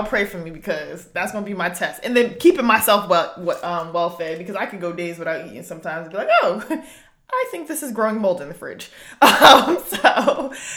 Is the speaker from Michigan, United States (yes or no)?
no; New Jersey, United States; We grew up together in Jersey